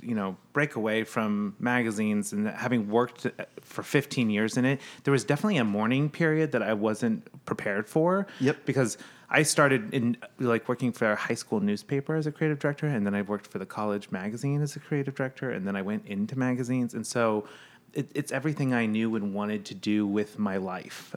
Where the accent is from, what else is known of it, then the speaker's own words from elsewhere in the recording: Midwest, United States; moved away; also born or lived in New York; I grew up in the Midwest, so there was no water or anything